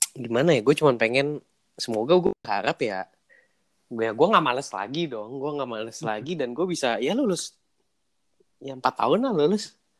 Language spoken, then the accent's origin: Indonesian; Jakarta, Indonesia; moved away as an adult; now in Bandung, Indonesia; gua kan orang Jakarta